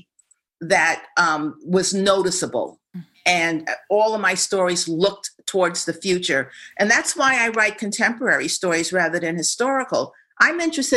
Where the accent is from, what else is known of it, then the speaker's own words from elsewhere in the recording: New York, United States; I was raised in New York, which is arguably one of the most integrated cities in the universe